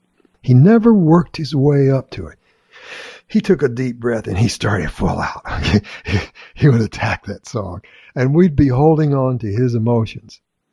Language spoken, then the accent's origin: English; Florence, Alabama, United States; I'm from Florence, Alabama.